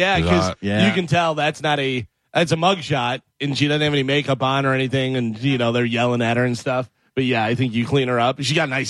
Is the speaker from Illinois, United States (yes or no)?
yes; Illinois, United States; moved away; So when I grew up in Illinois, we had plenty of land